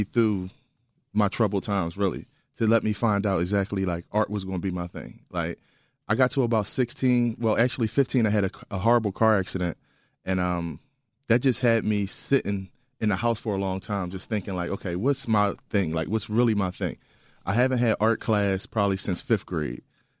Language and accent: English; Philadelphia, Pennsylvania, United States; I'm from West Philadelphia, born and raised.